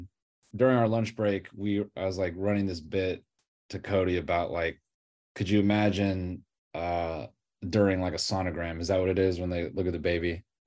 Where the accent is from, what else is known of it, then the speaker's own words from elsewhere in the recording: Toronto, Ontario, Canada; born there; So I was born in Toronto.